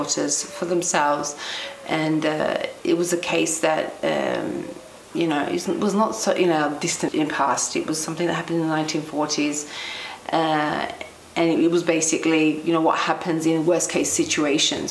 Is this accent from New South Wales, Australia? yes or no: no; Melbourne, Victoria, Australia; I was born in Melbourne, Australia, to working class Cypriot parents